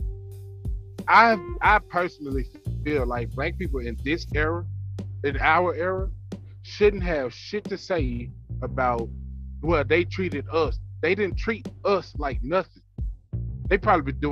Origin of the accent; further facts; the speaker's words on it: Jonestown, Mississippi, United States; me growing up in Jonestown, Mississippi.